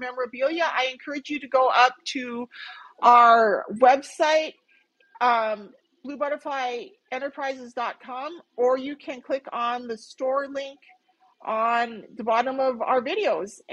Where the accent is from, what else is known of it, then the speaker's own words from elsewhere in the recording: North Central Montana, United States; moved away as an adult; now in Phoenix, United States; I grew up in North Central Montana, right? And I spent most of my life in Montana.